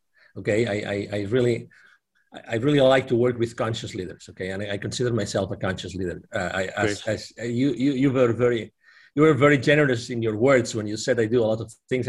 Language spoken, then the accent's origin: English; Barcelona, Catalonia, Spain; also born or lived in Dallas, Texas; I'm originally from Spain, from Barcelona, but I lived in Dallas, Texas. I've lived in 8 different countries in my life.